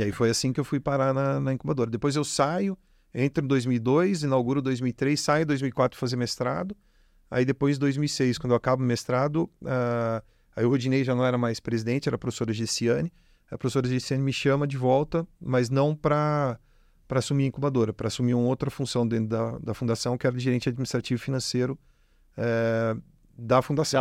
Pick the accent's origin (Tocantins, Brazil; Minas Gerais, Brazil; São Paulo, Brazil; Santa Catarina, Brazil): São Paulo, Brazil; Jundiaí; moved away as an adult; now in Ribeirão Preto, Brazil; eu não sou de Ribeirão, sou de Jundiaí, vim para cá é, estudar também, vim fazer faculdade